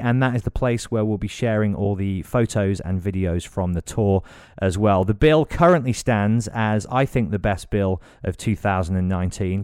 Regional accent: Birmingham, West Midlands, United Kingdom; Birmingham, my hometown

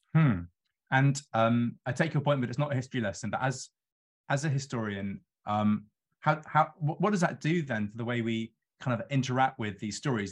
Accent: London, United Kingdom; a Londoner who lives on the river

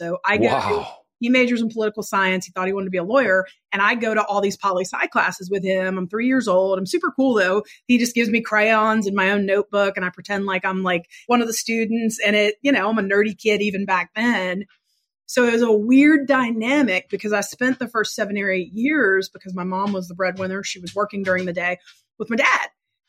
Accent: West Virginia, United States; also born or lived in Pittsburgh, Pennsylvania; So I was not born in West Virginia. I was the only one of my four siblings that wasn't. I was born in Pittsburgh and my parents were both from Pittsburgh.

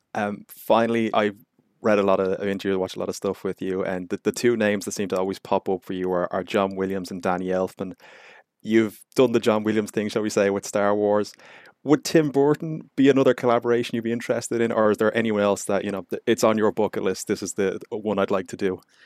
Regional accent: Ireland; being Irish

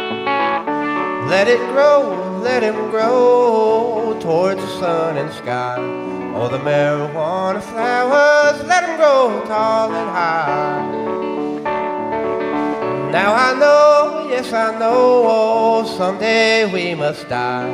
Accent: Jackson, Kentucky, United States; I'm from Breathitt County, Kentucky. Grew up in a little town called Jackson

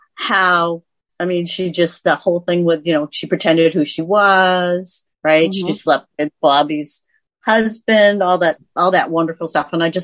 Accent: Andover, Massachusetts, United States; moved away as an adult; also born or lived in New York / Carlisle, Massachusetts / Rochester, New York; now in Pittsburgh, United States; I grew up in Andover.

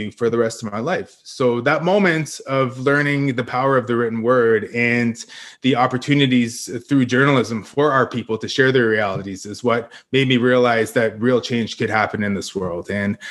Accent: Parry Sound, Ontario, Canada; growing up in the Parry Sound area, which is a town surrounded by five First Nations

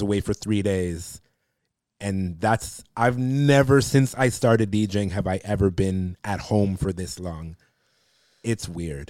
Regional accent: Toronto, Ontario, Canada; I grew up in Toronto

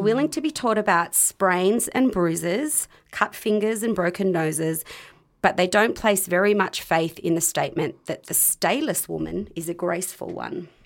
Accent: Australia; growing up in Australia

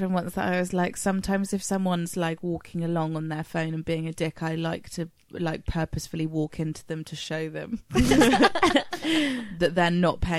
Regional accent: United Kingdom; because we're British

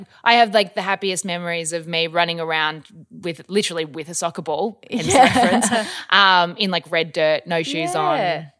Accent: Australia; also born or lived in Melbourne / Newman, Western Australia; I grew up sort of all over Australia. I was born in Melbourne.

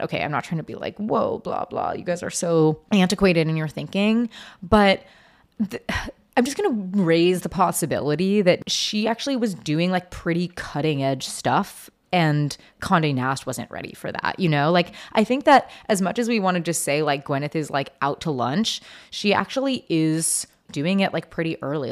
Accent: Seattle, Washington, United States; I grew up in Seattle

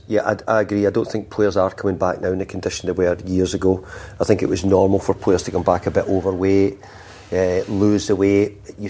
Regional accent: Scotland, United Kingdom; Being Scottish, it makes it really easy for me to come up here.

